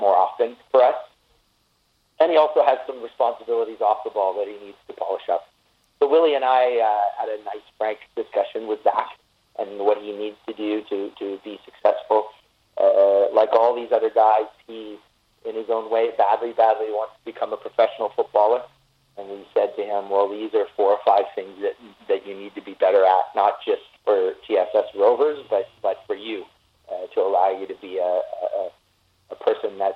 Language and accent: English; Canada; us kind and peaceful and nice and compassionate Canadians